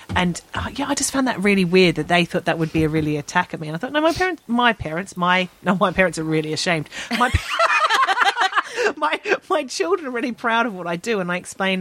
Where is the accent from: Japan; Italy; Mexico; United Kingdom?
United Kingdom; London; I'm from Southeast London